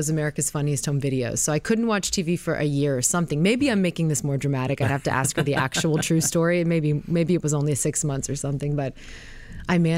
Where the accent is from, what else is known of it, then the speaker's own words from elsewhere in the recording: Connecticut, United States; I'm from Connecticut. Danbury.